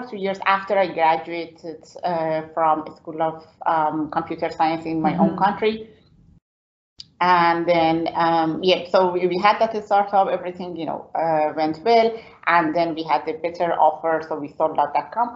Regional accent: Iran; English is a second language; moved away as an adult; now in Belfast, United Kingdom; So I was born in Iran

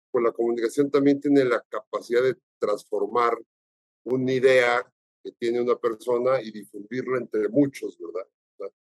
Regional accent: Mexico; Yo lo conocí de chico aquí en México.

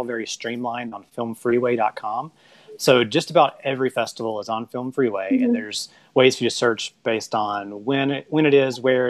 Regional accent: West Point, Mississippi, United States; I'm from West Point, Mississippi

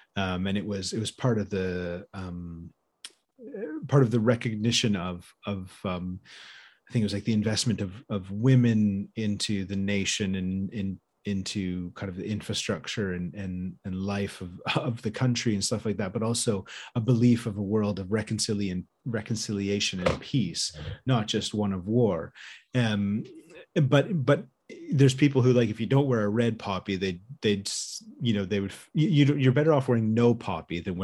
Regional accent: Canada; growing up in Canada around Remembrance Sunday and Remembrance Day

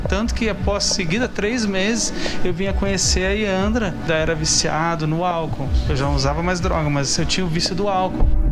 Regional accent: São José dos Campos, São Paulo, Brazil; Nós somos de São José dos Campos

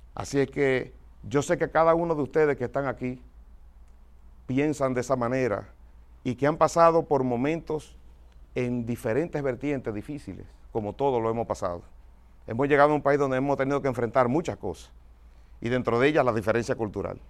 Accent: Dominican Republic; now in United States; como dominicano

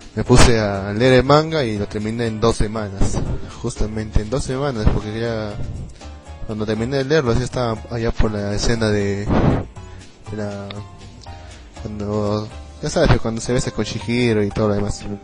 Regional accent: Arequipa, Peru; también soy de Perú, pero soy de Arequipa, de otro distrito

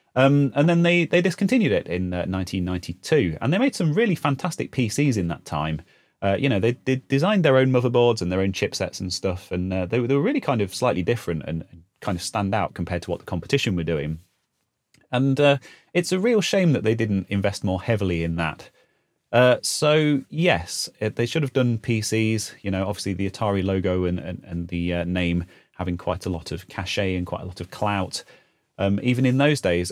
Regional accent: Leicestershire, East Midlands, United Kingdom; I was born in Leicestershire and I still live in Leicestershire in the Midlands in the U K

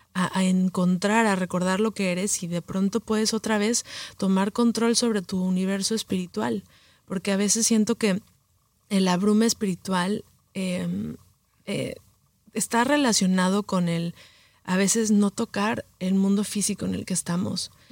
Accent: Mexico City, Mexico; moved away as an adult; also born or lived in Los Angeles / New York; nací en Los Ángeles, em, crecí en la Ciudad de México

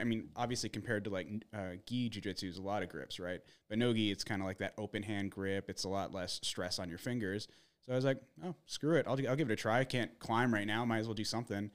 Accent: Arizona, United States; also born or lived in Minnesota; grew up in more, more or less in, in Arizona

